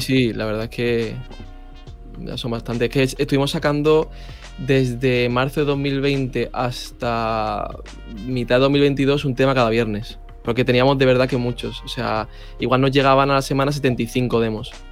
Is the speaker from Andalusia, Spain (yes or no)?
yes; Málaga, Andalusia, Spain; yo de Málaga